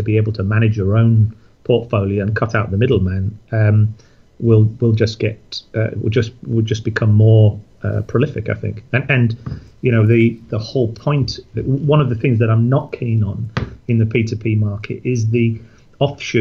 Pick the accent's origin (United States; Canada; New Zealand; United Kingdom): United Kingdom; Yorkshire and the Humber; I'm a Yorkshireman